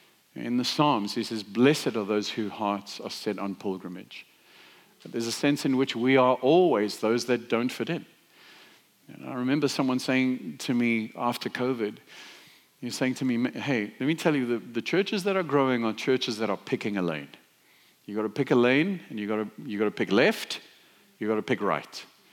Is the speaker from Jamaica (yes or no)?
no; South Africa; now in United States; well, I live in the States, but I grew up in South Africa.